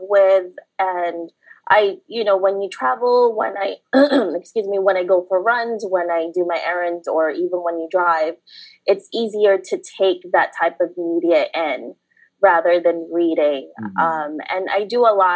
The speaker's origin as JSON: {"language": "English", "town": "New York City", "region": "New York", "country": "United States", "tie": "born or raised there", "also_born_or_lived": "Philippines", "second_language": "English", "said": "I was born in the Philippines, and then I grew up in New York City"}